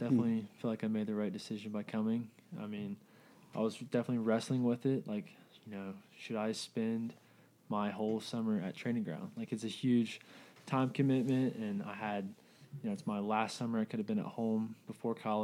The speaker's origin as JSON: {"language": "English", "town": "Charlotte", "region": "North Carolina", "country": "United States", "said": "I'm from outside of Charlotte, North Carolina."}